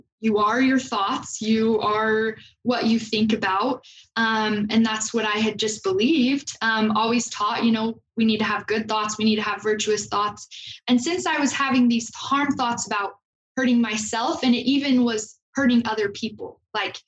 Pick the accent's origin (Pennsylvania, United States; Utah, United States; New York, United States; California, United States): Utah, United States; Logan; I'm from Logan, and I came to BYU right after high school